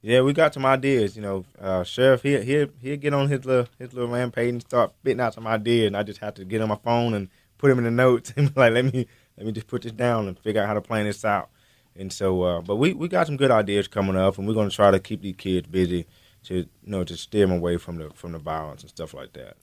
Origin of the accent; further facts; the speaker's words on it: Tryon, North Carolina, United States; I'm from Tryon, North Carolina